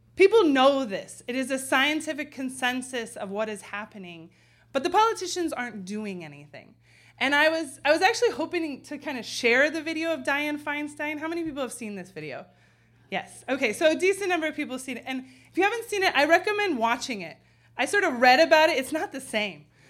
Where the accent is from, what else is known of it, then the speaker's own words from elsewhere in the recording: San Francisco, California, United States; now in Chicago, United States; in my hometown